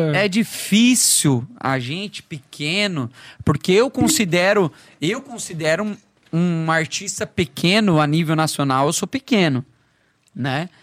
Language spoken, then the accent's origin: Portuguese; Foz do Iguaçu, Paraná, Brazil; moved away as an adult; also born or lived in Curitiba; now in Florianópolis, Brazil; eu sou de Foz do Iguaçu, lá em Foz